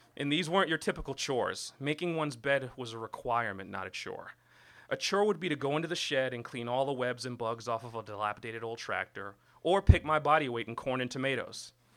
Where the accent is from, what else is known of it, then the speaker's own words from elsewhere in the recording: New York City, New York, United States; I was born and raised in Brooklyn, New York